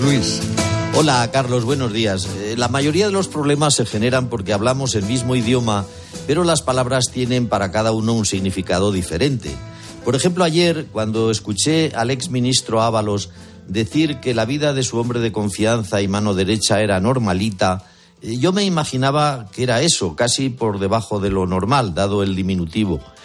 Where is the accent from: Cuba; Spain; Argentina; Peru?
Spain; yo me sentí, como español